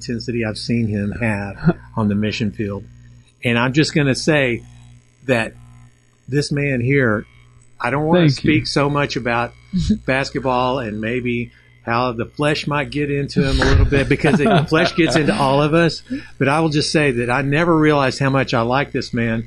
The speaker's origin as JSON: {"language": "English", "town": "Dallas", "region": "Texas", "country": "United States", "tie": "born or raised there", "said": "Born and raised here in Dallas"}